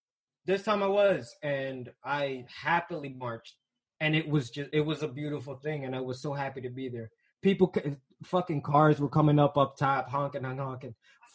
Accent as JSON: {"language": "English", "town": "New York City", "region": "New York", "country": "United States", "tie": "born or raised there", "said": "This is where I'm from. I'm from Harlem."}